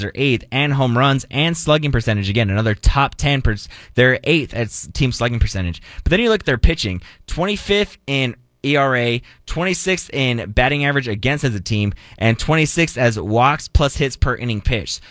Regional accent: Phoenix, Arizona, United States; also born or lived in El Paso, Texas; now in Dallas, United States; my hometown I consider is Phoenix

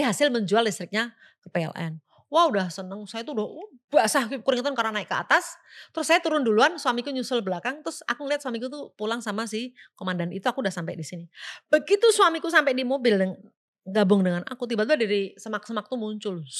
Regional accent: Java, Indonesia; Kita orang Jawa

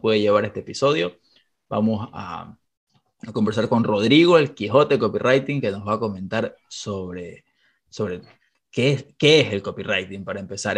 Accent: Ecuador; Aquí en Ecuador no ubico a nadie, que es de donde soy

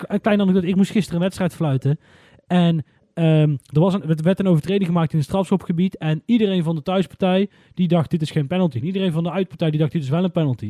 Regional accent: Netherlands; We zijn Nederlanders, we krijgen alleen maar de Nederlandse media mee

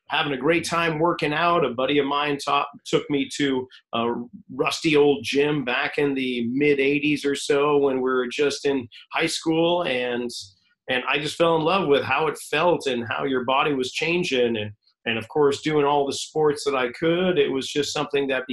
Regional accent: New England, United States; moved away as an adult; now in California, United States; I loved growing up in New England.

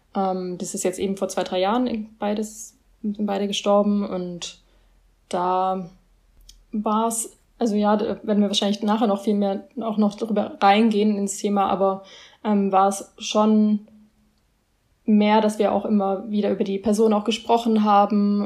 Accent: Germany; ich bin hier in Deutschland aufgewachsen

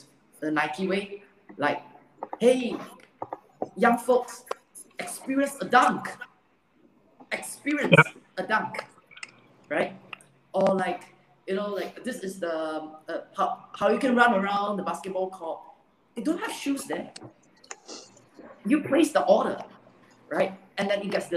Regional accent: Singapore; I'm a true blue, born Singaporean based in Singapore

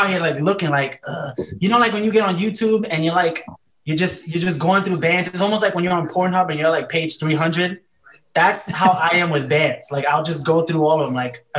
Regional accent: New York City, New York, United States; I'm from New York City. I pride myself on being trash.

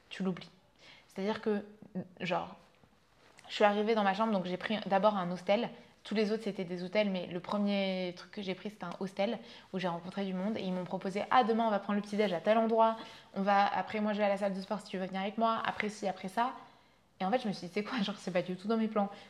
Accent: Vietnam; also born or lived in France; j'ai grandi, donc je suis née en France, je suis allée vivre au Vietnam. Quand j'avais deux ans, mes parents se sont séparés.

